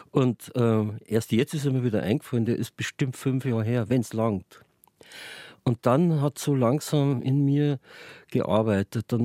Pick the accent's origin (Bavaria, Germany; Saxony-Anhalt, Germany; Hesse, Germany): Bavaria, Germany; Munich; born there; Gebürtiger Münchner, aber durch den Beruf meines Vaters, der Landesvermesser war, waren wir halt ständig unterwegs.